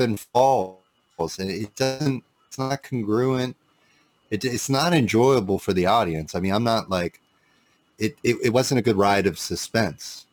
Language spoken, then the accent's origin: English; Santa Cruz, California, United States; I'm born in Santa Cruz